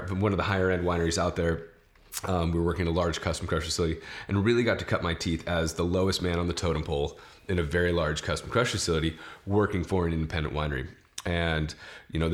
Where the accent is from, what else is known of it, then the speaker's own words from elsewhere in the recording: St. Helena, California, United States; growing up in St. Helena, it was very Varsity